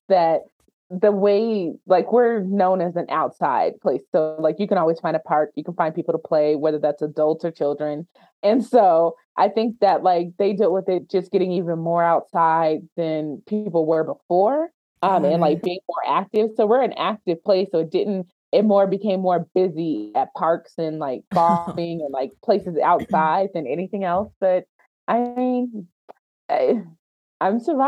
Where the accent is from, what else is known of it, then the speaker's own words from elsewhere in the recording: Denver, Colorado, United States; also born or lived in Hampton, Virginia / Maryland / Washington, District of Columbia, United States; born and raised in Denver. That's where I am. So born and raised in Denver, Colorado, the metro area.